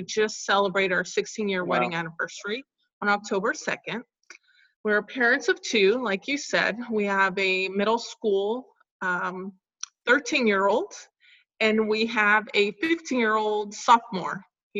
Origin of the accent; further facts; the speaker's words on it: California, United States; born there; and I was born in California.